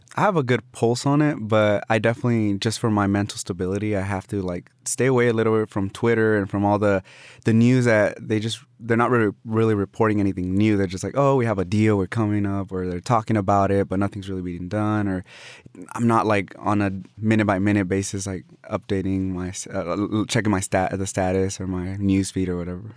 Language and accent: English; Austin, Texas, United States; also born or lived in Mexico; I have my roots here